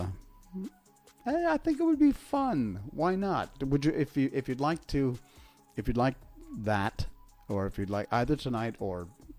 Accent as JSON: {"language": "English", "town": "Cornwall", "region": "Connecticut", "country": "United States", "tie": "born or raised there", "said": "I was born and raised in Cornwall, Connecticut, which is in the northwest corner."}